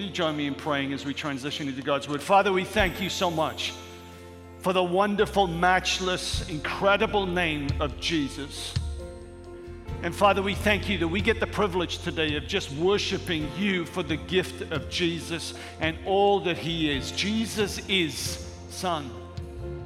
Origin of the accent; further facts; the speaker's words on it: Wales, United Kingdom; moved away; a six-year-old boy from Wales